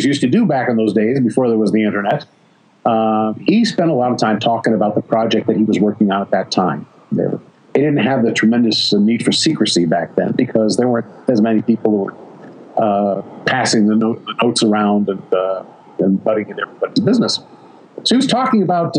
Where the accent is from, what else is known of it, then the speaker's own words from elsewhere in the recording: Southern California, United States; I'm from Southern California, and Los Angeles local television was filled with live kid show hosts back in those days.